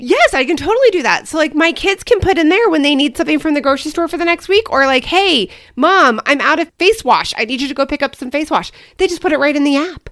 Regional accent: Kansas City, Midwest, United States; now in Arizona, United States; I grew up in the Midwest

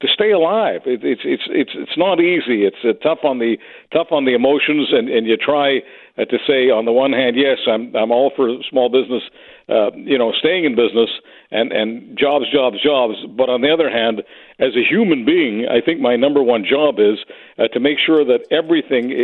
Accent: Canada; to be a Canadian

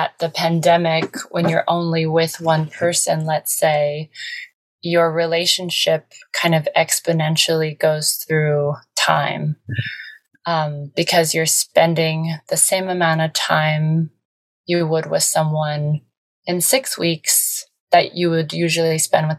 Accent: Ohio, United States; now in Los Angeles, United States; someone from the Midwest who grew up with so many different, well, just four seasons

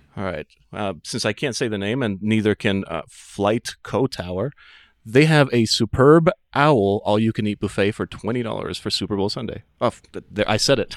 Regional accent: Ciudad Juarez, Chihuahua, Mexico; now in Denver, United States; I'm from Ciudad Juarez, which is just outside of the area that was seeded, uh, so it, it remained Mexico

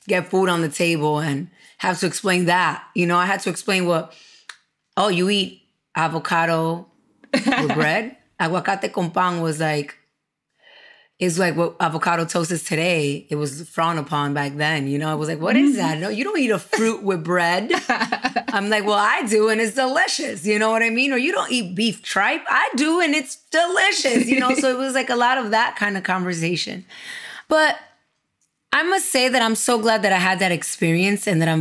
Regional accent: New York City, New York, United States; also born or lived in Dominican Republic / Miami; I grew up in Brooklyn, in the United States

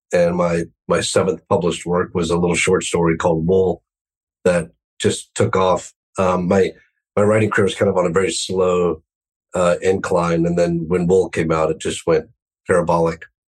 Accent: United States; growing up in the United States

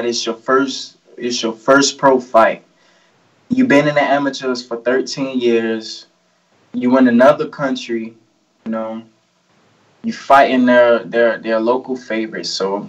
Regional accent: Miami, Florida, United States; from out of Miami, out of Liberty City. I grew up in Liberty City.

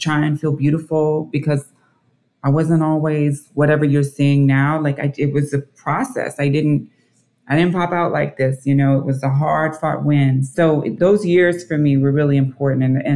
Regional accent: Dayton, Ohio, United States; moved away as an adult; also born or lived in Kentucky / New York City; I was born in Kentucky, raised in Dayton, Ohio. Moved out when I was 18

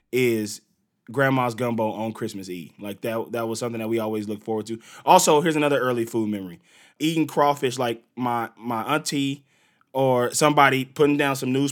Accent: Gulf Coast, United States; I'm from the Gulf Coast, so I'm about an hour and a half away from New Orleans.

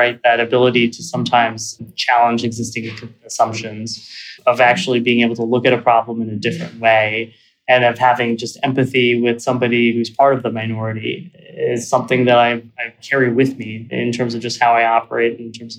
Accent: suburbs of Philadelphia, Pennsylvania, United States; I grew up in Pennsylvania in the suburbs of Philly

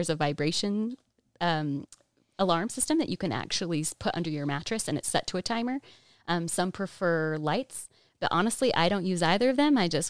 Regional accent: Framingham, Massachusetts, United States; born there; Well, I was born in Massachusetts, Framingham. Lived there for about 7 years.

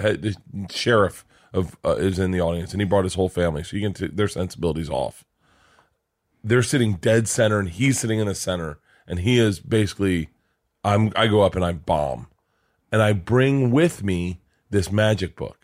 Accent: Florida, United States; I grew up in Florida

